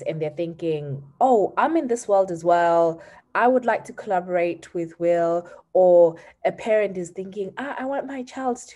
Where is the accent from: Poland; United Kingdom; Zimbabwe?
Zimbabwe; we're both from Zim